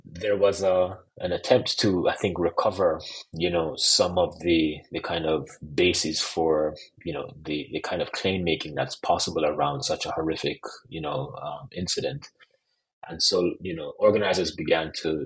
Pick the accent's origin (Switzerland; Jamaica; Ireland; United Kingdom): Jamaica; I'm also Jamaican